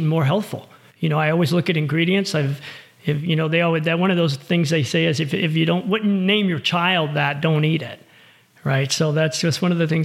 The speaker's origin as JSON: {"language": "English", "town": "Fort Lauderdale", "region": "Florida", "country": "United States", "tie": "born or raised there", "moved": "as an adult", "lives_now": "Reno, United States", "said": "I'm born and raised in Florida"}